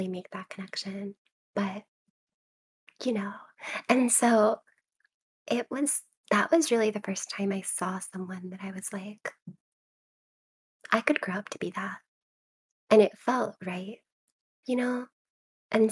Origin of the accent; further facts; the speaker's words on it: Charleston, South Carolina, United States; I'm from Charleston, South Carolina. And so my library was in South Carolina